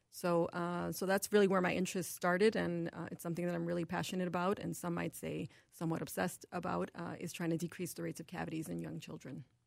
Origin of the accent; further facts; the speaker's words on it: New York City, New York, United States; moved away as an adult; also born or lived in Buffalo, New York; now in Minnesota, United States; I'm actually originally from New York City